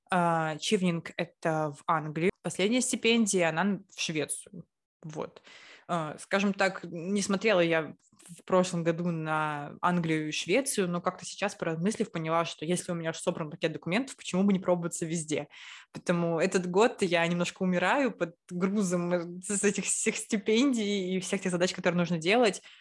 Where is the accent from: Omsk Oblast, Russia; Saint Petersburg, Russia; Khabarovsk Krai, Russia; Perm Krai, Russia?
Saint Petersburg, Russia; moved away; мы, лучшие подруги из Петербурга, хотим учиться за границей.